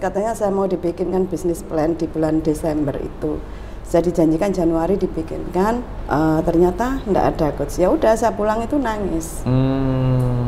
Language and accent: Indonesian; Gresik, East Java, Indonesia; also born or lived in Sidoarjo; Saya memang asli Gresik